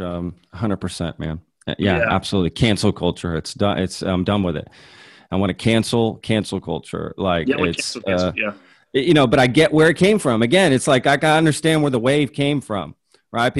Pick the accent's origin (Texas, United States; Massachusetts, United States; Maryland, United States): Texas, United States; Dallas; also born or lived in Europe / Spain; I grew up in the Dallas area